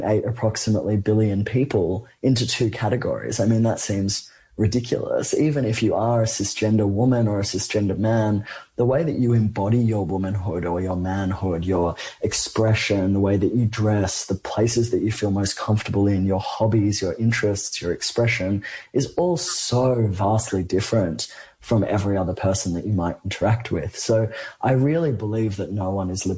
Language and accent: English; Australia; an Australian person who lives somewhere where gun violence is not a daily reality